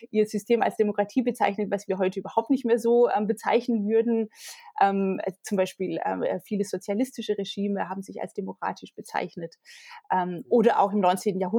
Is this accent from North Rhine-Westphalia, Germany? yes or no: no; Tübingen region, Baden-Württemberg, Germany; Hölderlin ähm, kommt ja aus Tübingen. Das ist auch die äh, mhm. Region, aus der ich komme.